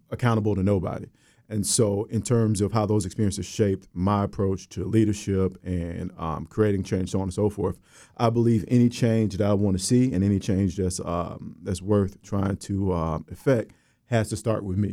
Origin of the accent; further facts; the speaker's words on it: Orlando, Florida, United States; moved away as an adult; also born or lived in West Virginia; from Orlando, Florida, I'm from the West Side. Um, proud alum of Maynard Evans High School.